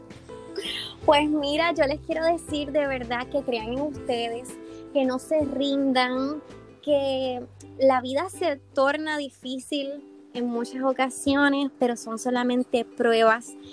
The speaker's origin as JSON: {"language": "Spanish", "town": "Hatillo", "country": "Puerto Rico", "said": "yo soy de Atillo, de la costa"}